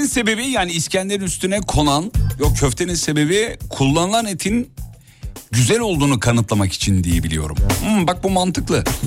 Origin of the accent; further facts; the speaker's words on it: Kocaeli, Turkey; also born or lived in Erzurum; now in Istanbul, Turkey; ben e, özümde Erzurumluyum ama doğma büyüme Kocaeli